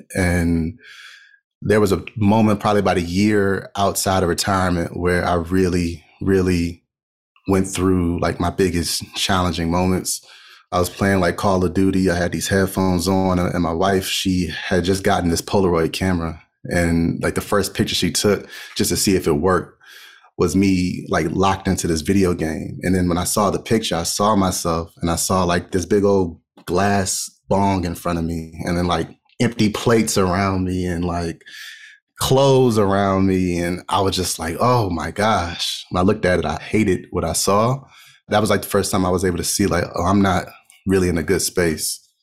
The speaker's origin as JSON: {"language": "English", "area": "Montgomery County", "region": "Maryland", "country": "United States", "tie": "born or raised there", "said": "I grew up in Montgomery County, Maryland."}